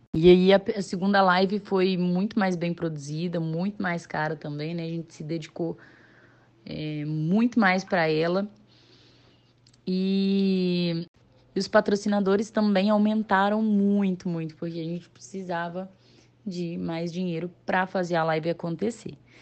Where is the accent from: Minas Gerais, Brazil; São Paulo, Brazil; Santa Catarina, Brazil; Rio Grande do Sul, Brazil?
Minas Gerais, Brazil; Nova Lima; moved away as an adult; now in Juiz de Fora, Brazil; sou nascida e criada em Nova Lima, Minas Gerais